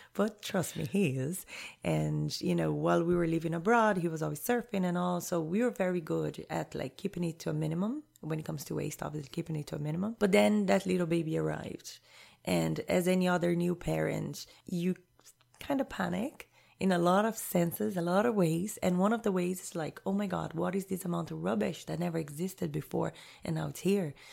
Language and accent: English; Rio de Janeiro, Brazil; moved away as an adult; also born or lived in Jamaica / Honduras / Panama; I was born and raised in Rio, in Brazil.